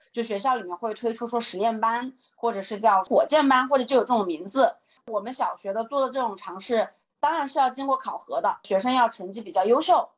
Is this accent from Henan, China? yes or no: no; Hubei, China; 我在湖北，按道理来说，湖北也算是一个钓鱼大省了吧。我小的时候也是在一个县里头长大的